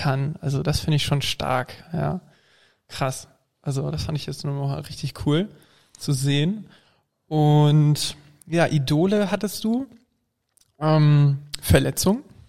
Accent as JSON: {"language": "German", "town": "Flensburg", "region": "Schleswig-Holstein", "country": "Germany", "said": "Ich komme nämlich aus dem Norden, aus Flensburg"}